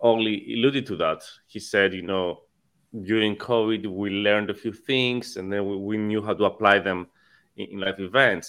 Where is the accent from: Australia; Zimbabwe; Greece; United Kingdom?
Greece; moved away as an adult; now in United States; born and raised in Greece, came to the US in 2011.